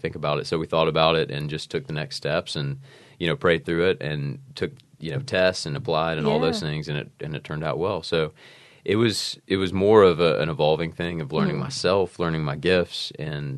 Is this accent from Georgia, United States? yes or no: yes; Georgia, United States; also born or lived in South Carolina; I'm from Georgia